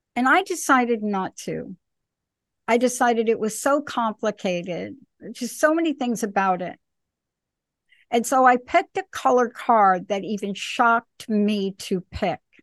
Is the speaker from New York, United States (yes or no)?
yes; New York City, New York, United States; moved away; also born or lived in East Coast; I'm a girl from the Bronx